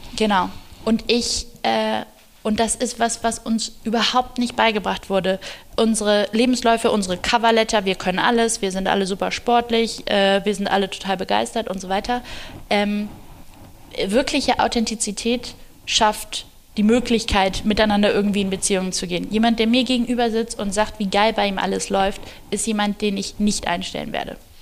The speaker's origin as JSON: {"language": "German", "country": "Germany", "said": "wir als Deutsche"}